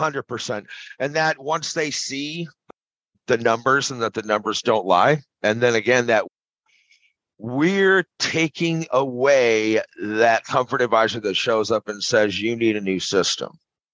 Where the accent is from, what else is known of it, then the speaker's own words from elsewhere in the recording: Arizona, United States; also born or lived in California / Maui / Colorado; now in St. Louis, United States; No, I was born in California, raised in Arizona, but I've kind of been all over, man. I've lived everywhere from Maui to Colorado to California to now St. Louis.